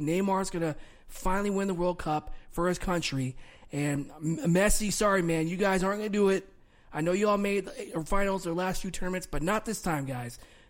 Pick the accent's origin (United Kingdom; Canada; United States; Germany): Germany; born there; I was born in Germany, so I know I got ties to Germany